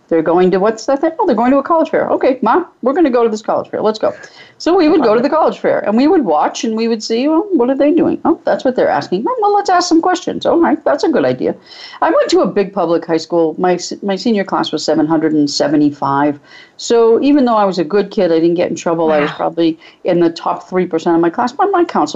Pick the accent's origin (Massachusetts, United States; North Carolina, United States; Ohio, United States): Massachusetts, United States; New Bedford; I grew up in New Bedford, Massachusetts, which is just before you get to the Cape